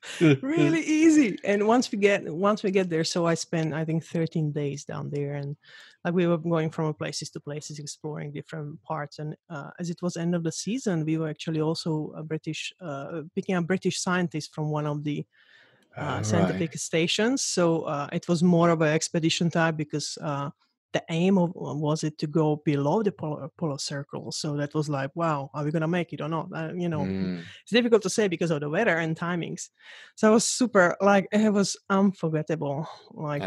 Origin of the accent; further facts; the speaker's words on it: Slovakia; I'm from Slovakia, so it's we don't have sea